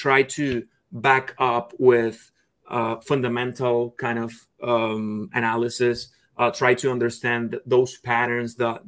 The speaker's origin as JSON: {"language": "English", "town": "Caracas", "region": "Capital District", "country": "Venezuela", "moved": "yes", "said": "I'm from Caracas, Venezuela"}